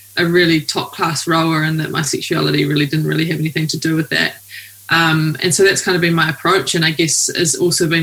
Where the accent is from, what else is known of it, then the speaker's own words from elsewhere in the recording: New Zealand; I'm a rower from New Zealand.